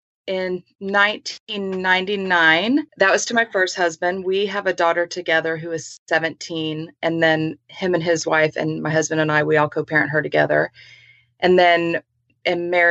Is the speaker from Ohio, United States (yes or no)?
no; San Antonio, Texas, United States; I was born and raised in San Antonio